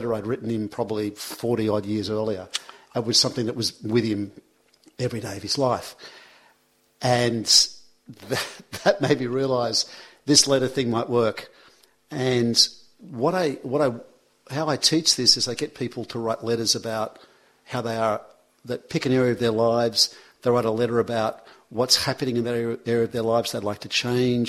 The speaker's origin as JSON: {"language": "English", "town": "Sydney", "region": "New South Wales", "country": "Australia", "tie": "born or raised there", "also_born_or_lived": "Manly", "said": "I moved out when I was 18 years old. I moved from Brookvale into Manly."}